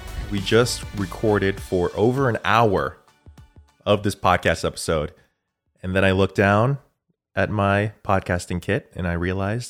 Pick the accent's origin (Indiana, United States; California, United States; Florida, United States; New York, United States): New York, United States; born there; Yeah, but I like to say, well, I was born in New York. I like to say that I'm from the Big Apple. I don't like to say that I'm from the Big Armpit.